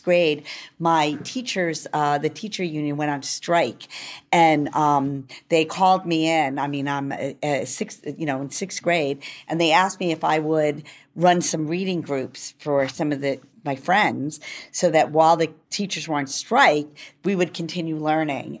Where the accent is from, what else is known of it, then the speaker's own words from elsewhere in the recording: New York, United States; I'm a New Yorker